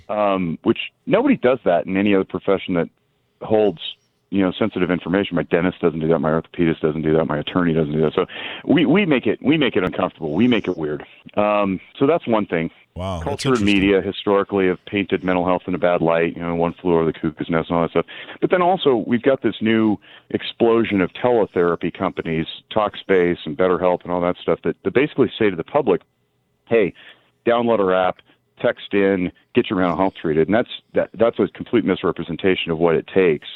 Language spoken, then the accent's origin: English; Reno, Nevada, United States; born and raised in Nevada. I'm fifth generation Reno